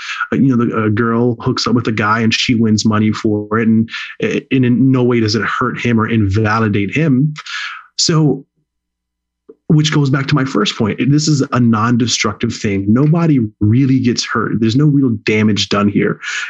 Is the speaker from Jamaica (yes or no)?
yes; Jamaica; now in United States; No, listen, I am Jamaican, but I'm playing by American rules. It's the country we live in.